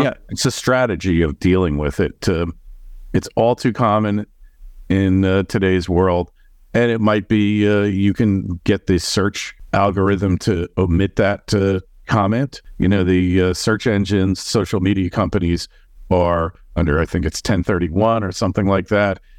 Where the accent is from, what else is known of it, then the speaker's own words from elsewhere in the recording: New York, United States; Being a New Yorker